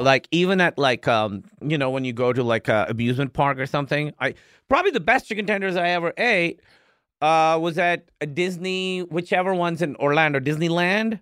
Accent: Pakistan; moved away; I grew up in Pakistan

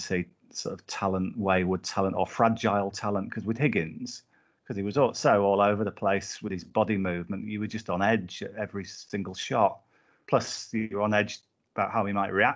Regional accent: Whitehaven, North West England, United Kingdom; I grew up in Whitehaven in Cumbria

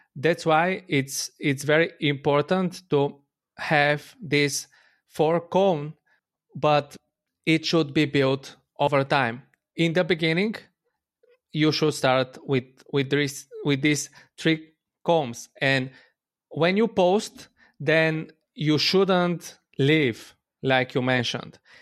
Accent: Bulgaria; I'm from Bulgaria.

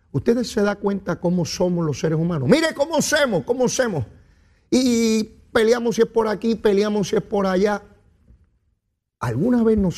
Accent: Puerto Rico; Somos boricua y sabemos de lo que se trata.

